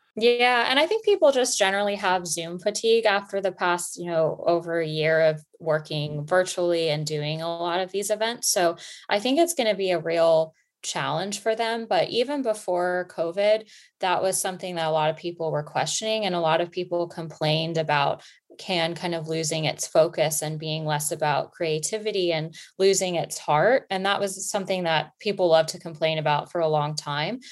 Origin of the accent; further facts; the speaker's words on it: Florida, United States; also born or lived in New York; now in London, United Kingdom; I am originally from Florida, but I lived in New York before I ended up in London